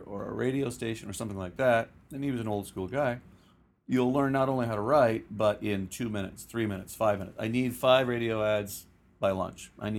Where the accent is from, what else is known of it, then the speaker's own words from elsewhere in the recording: Guelph, Ontario, Canada; I was raised in Guelph, about an hour west of Toronto